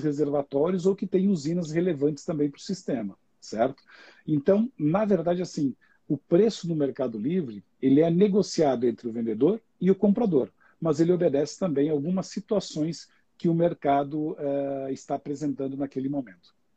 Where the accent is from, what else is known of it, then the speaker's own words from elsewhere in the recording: Xanxerê, Santa Catarina, Brazil; moved away as an adult; also born or lived in Chapecó; now in São Paulo, Brazil; eu moro em São Paulo, mas eu sou nascido em Santa Catarina, no interior do estado, numa pequena cidade do interior de Santa Catarina. É, eu sempre falo que é a grande Xanxerê, com alto dos seus 50 mil habitantes. Né? É, nasci lá, é, estudei